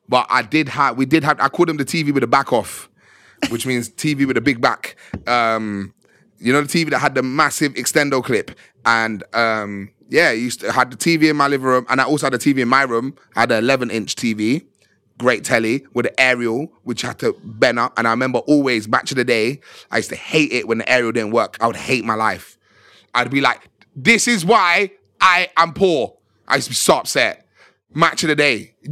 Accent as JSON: {"language": "English", "town": "Birmingham", "region": "West Midlands", "country": "United Kingdom", "said": "I'm from Birmingham. Oh my god! I'm from Birmingham."}